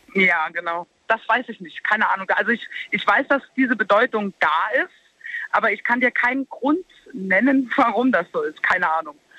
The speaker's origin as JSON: {"language": "German", "region": "Saarland", "country": "Germany", "said": "bei uns im Saarland"}